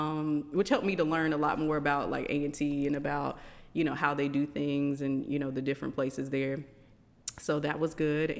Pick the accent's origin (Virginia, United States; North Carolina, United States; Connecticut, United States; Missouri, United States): North Carolina, United States; Rich Square; also born or lived in Miami, Florida; So moved from there when I was 9. Okay. Came to North Carolina to a small town called Rich Square.